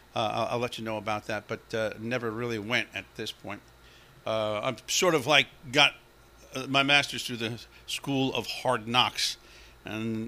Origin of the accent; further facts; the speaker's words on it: Hillside, New Jersey, United States; I lived in Hillside